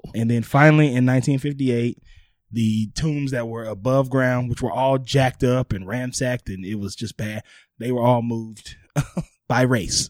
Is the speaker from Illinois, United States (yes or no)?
no; New Orleans, Louisiana, United States; moved away; also born or lived in Hollywood; my hometown New Orleans